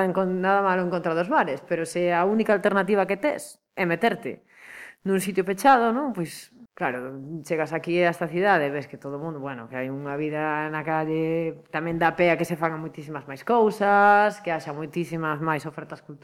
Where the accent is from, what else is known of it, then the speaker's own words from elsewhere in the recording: Lugo, Galicia, Spain; moved away as an adult; now in Pontevedra, Spain; veño dun lugar no que a climatoloxía é moi complicada